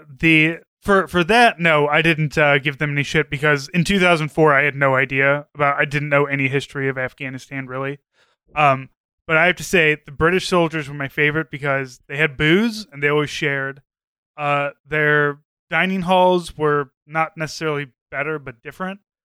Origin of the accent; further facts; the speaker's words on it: St. Louis, Missouri, United States; I was from Saint Louis and knew all the places that … was talking about